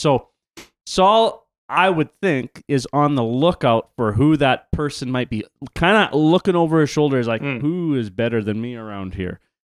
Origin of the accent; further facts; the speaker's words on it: Canada; For those of you who do not know, I am not French. I'm Canadian. Ancestry is Swedish and German.